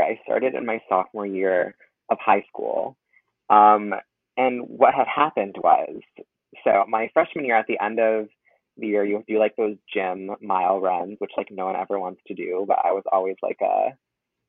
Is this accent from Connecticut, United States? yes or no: yes; Southington, Connecticut, United States; I'm from Southington, Connecticut